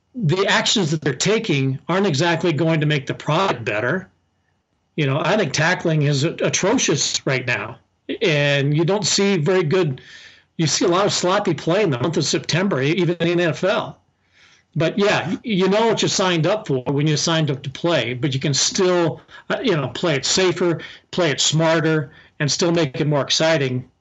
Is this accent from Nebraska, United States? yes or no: yes; Southeast Nebraska, United States; growing up in Southeast Nebraska is much like growing up in Southern California